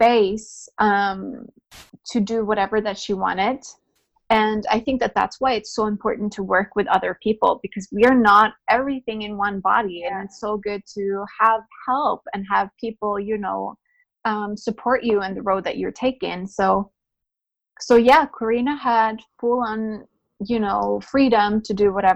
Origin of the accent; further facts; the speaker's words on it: Norway; I am born and raised in Norway